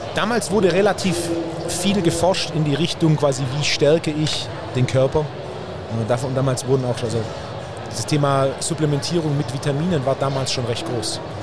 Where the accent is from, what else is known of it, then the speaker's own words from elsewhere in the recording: Swabia, Germany; als echter Schwabe